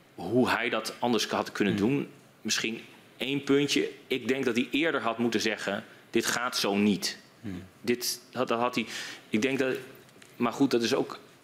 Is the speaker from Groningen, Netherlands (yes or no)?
yes; Groningen, Netherlands; in de provincie waar ik vandaan kom